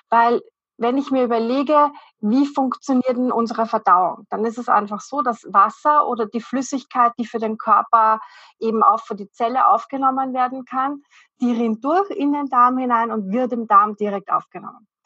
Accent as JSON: {"language": "German", "region": "Vienna", "country": "Austria", "said": "ich komme aus Wien, bin in Wien zu Hause"}